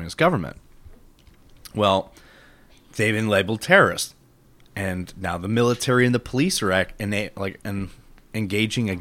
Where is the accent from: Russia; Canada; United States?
United States; I'm an American